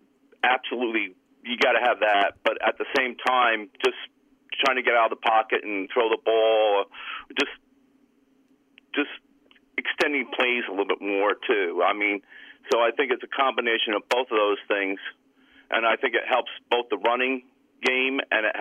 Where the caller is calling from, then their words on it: Cranford, New Jersey, United States; from Cranford.